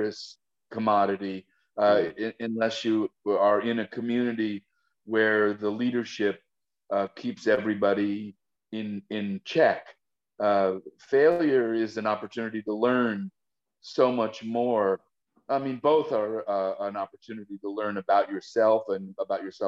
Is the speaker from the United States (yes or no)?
yes; New York City, New York, United States; moved away as an adult; also born or lived in Rochester, New York; now in Los Angeles, United States; I grew up in the Bronx in Riverdale